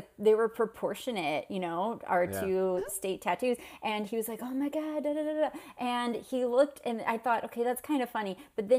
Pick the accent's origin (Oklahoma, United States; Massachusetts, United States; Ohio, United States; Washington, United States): Ohio, United States; when I was growing up, because I'm from Ohio